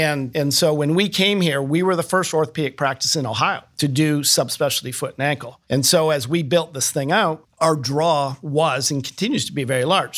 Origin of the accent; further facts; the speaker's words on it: Toronto, Ontario, Canada; moved away as an adult; now in Columbus, United States; born in Canada, uh, around Toronto. And that's where, uh, I grew up